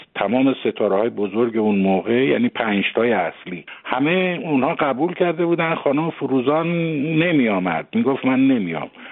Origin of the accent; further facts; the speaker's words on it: Tehran, Tehran Province, Iran; moved away as an adult; also born or lived in Mashhad; من وقتی که آمدم به تهران در واقع هشت سالم بود و از اون به بعد دیگه من در تهران بزرگ شدم